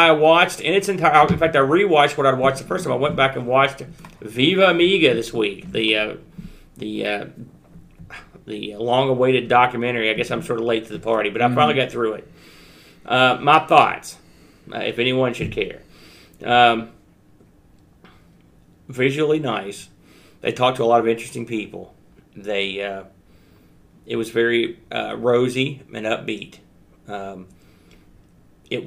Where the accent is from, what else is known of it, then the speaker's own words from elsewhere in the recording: United States; I'm an American